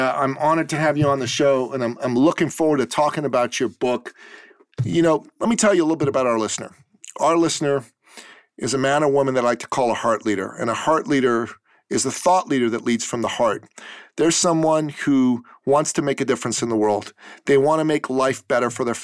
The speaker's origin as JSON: {"language": "English", "country": "Iran", "moved": "yes", "said": "I came from Iran."}